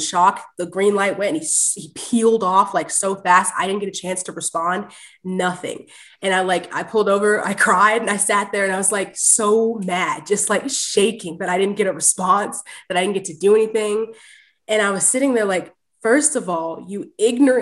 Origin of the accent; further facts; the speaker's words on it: Clifton Park, New York, United States; I grew up in Clifton Park